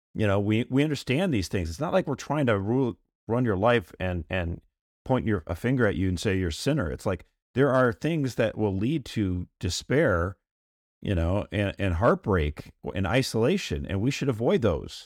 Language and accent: English; United States; I'm an American